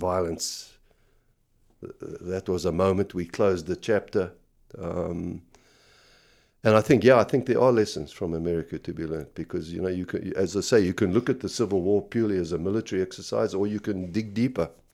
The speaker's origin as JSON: {"language": "English", "country": "South Africa"}